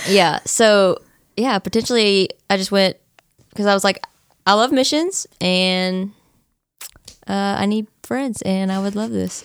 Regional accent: Nacogdoches, Texas, United States; I was born and raised in Nacogdoches, so I've been here

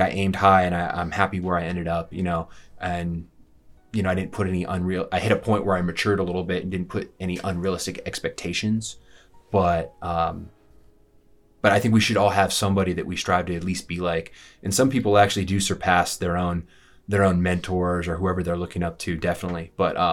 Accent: Colorado, United States; also born or lived in Denver, Colorado; I am a born and raised in Colorado

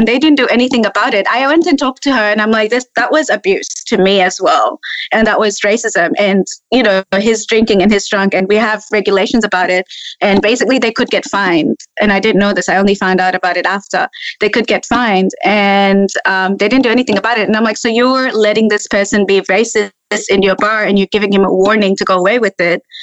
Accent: Tanzania; accent: hybrid; moved away as an adult; now in Australia; I grew up with racism in Tanzania as well.

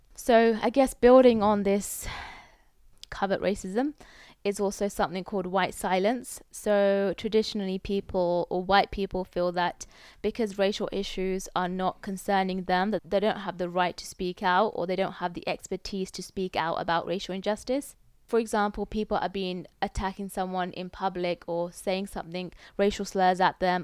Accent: United Kingdom; As a British person, like, this is my home as well

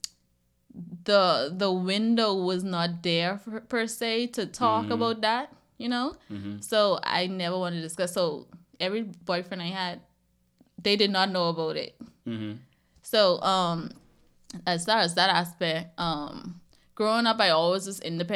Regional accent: Bahamas; moved away as an adult; now in United States; I grew up in a household with a mother and a father

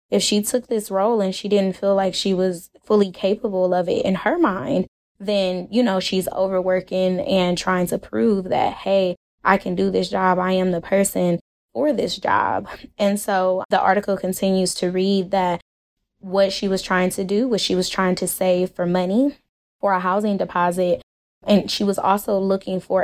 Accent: Cleveland, Ohio, United States; moved away as an adult; now in Texas, United States; I'm originally from Cleveland

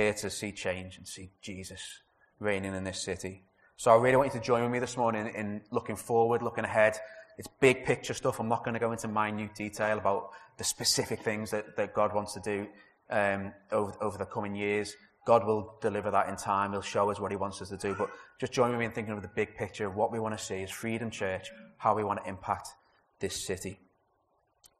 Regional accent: Liverpool, North West England, United Kingdom; also born or lived in Leeds; I am a Scouser, a passionate Scouser. I was born in Everton

